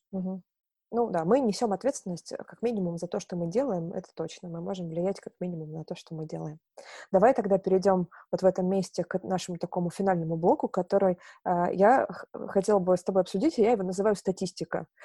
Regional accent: Novorossiysk, Krasnodar Krai, Russia; now in Moscow, Russia; я сама, э, с юга, я родилась в Новороссийске, это, э, юг, Чёрное море, Краснодарский край. Вот, и когда я переехала в Москву

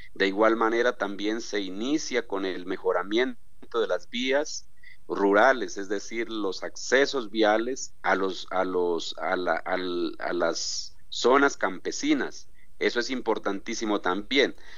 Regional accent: Colombia; como colombiano

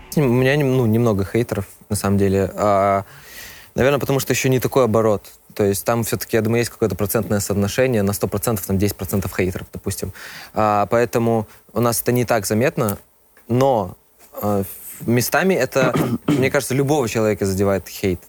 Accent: Minsk, Belarus; я из Беларуси. Родился в Минске.

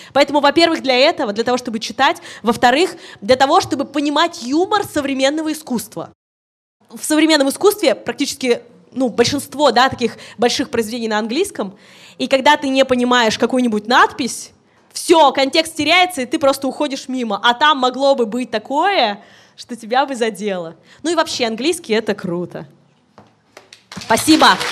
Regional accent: Orichi, Kirov Oblast, Russia; я из Оричи, из поселка из своего

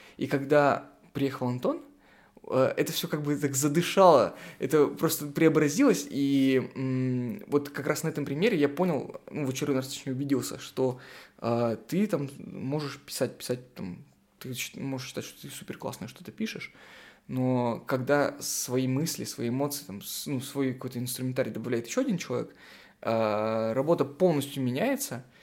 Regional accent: Sarapul, Udmurtia, Russia; now in Murmansk, Russia; Я вырос, э, не в Мурманске, я вырос в средней полосе в городе Сарапул

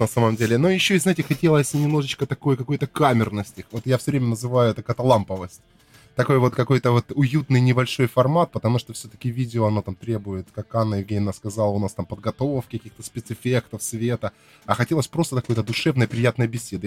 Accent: Krasnodar Krai, Russia; я тут коренной

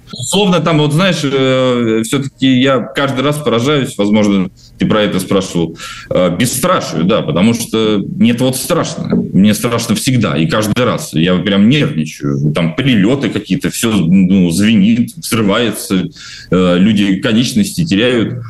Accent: Novomoskovsk, Tula Oblast, Russia; moved away

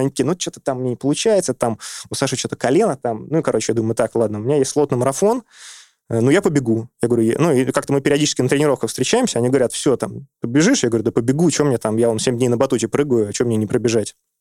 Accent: Saint Petersburg, Russia; moved away as an adult; now in Moscow, Russia; я вырос в Петербурге

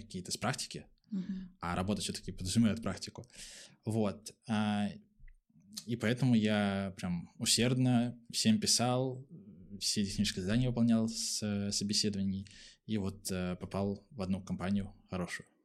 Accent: Pskov, Pskov Oblast, Russia; now in Saint Petersburg, Russia; А сам я родом не из Санкт-Петербурга, из маленького городка, Псков называется

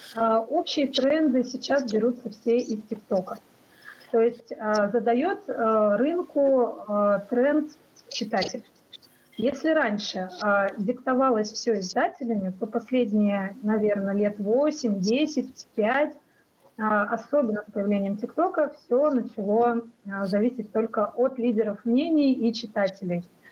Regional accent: Russia; что я из России

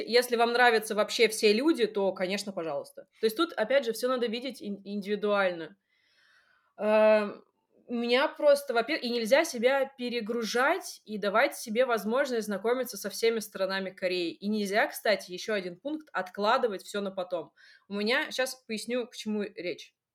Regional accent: Russia; also born or lived in Seoul, South Korea

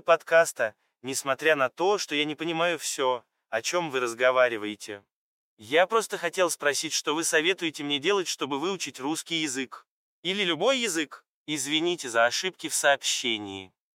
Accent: England, United Kingdom; Russian is a second language; now in Scotland, United Kingdom; Я из Англии изучаю русский язык в университете в Шотландии

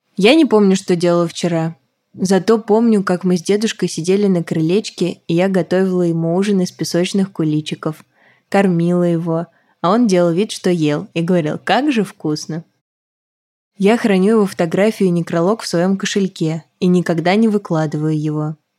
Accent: Samara, Samara Oblast, Russia; о Самаре, моем родном городе

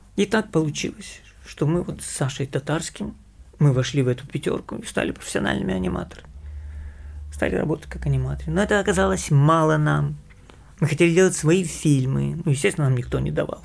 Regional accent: Kyiv, Ukraine; moved away; also born or lived in United States / Russia; Я киевлянин, я родился в Киеве

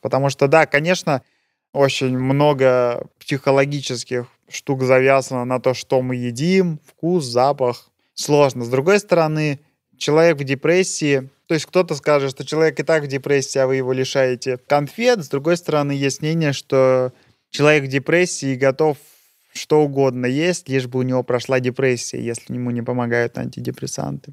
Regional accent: Russia; moved away as an adult; now in Switzerland; Есть у нас на родине такое представление

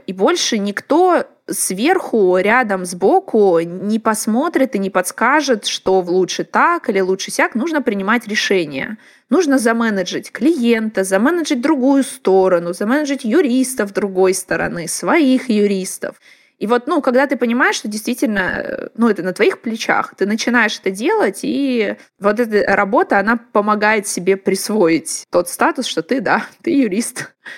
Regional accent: Blagoveshchensk, Amur Oblast, Russia; moved away; Это Благовещенск, город, откуда я родом, а, на границе с Китаем

